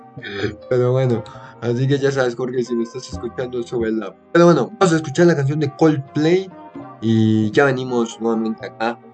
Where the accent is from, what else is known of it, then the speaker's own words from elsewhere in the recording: Costa Rica; acá en mi país, Costa Rica